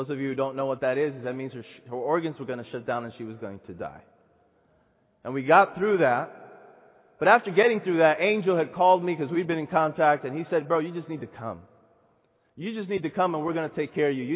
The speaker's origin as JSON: {"language": "English", "town": "Santo Domingo", "region": "Distrito Nacional", "country": "Dominican Republic", "tie": "born or raised there", "said": "Dominican Republic. This is my hometown. Santo Domingo. That's where I'm from."}